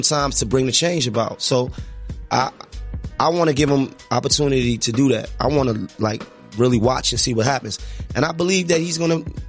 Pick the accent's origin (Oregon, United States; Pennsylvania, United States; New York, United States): New York, United States; New York City; I come from Notion Avenue.